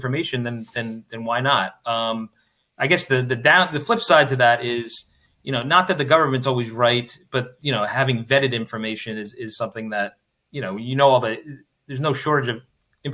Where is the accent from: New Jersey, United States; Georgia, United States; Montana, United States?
New Jersey, United States; moved away; I'm from New Jersey originally